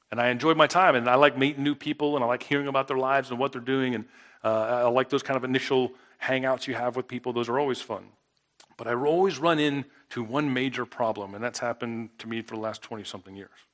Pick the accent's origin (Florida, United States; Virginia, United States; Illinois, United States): Florida, United States; South; now in Mississippi, United States; I grew up in South Florida